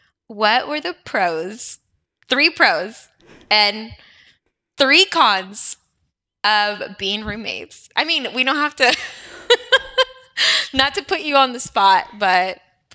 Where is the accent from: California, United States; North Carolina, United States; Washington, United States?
Washington, United States; Walla Walla; moved away as an adult; I was not born in Walla Walla, but I spent most of my young years. I believe I moved to Walla Walla when I was 11. 2001.